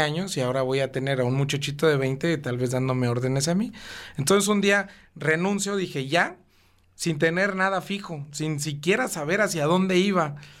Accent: Cuernavaca, Morelos, Mexico; also born or lived in Mexico City; yo llegué a vivir a Cuernavaca en el año 2000, tenía 10 años.

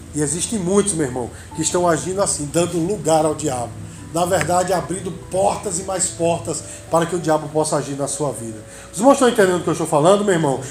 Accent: Brazil; nós que somos brasileiros

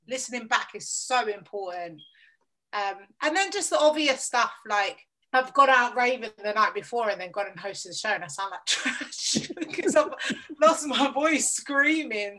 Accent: London, United Kingdom; I grew up in southeast London, Lewisham

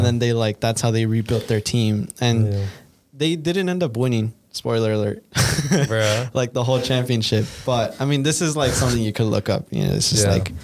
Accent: United States; We're American.

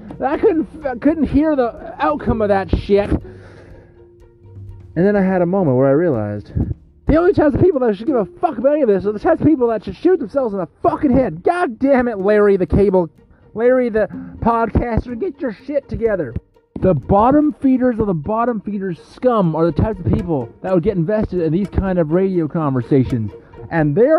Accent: Abbotsford, British Columbia, Canada; Recording live from my hometown on Abbotsford, BC, in British Columbia, Canada, which is where I was born and raised. I've lived here my entire life.

